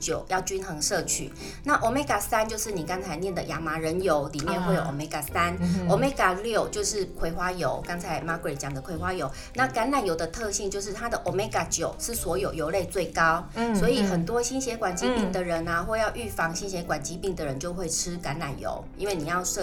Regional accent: Chiayi, Taiwan; 那你如果像我妈妈，因为我是嘉义人。

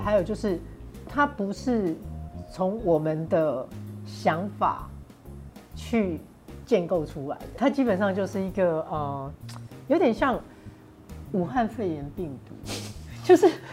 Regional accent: Taiwan; accent: Taiwanese Mandarin; 我们不需要为我们的台湾国语的口音感到自卑

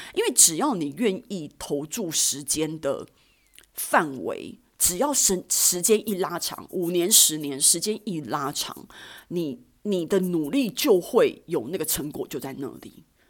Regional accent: Taiwan; 身为台湾人

